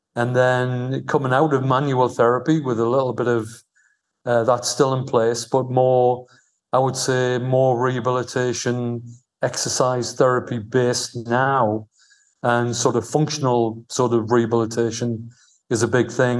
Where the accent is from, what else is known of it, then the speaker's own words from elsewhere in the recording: Newcastle upon Tyne, North East England, United Kingdom; moved away as an adult; also born or lived in London; now in Al Ain, United Arab Emirates; I was from Newcastle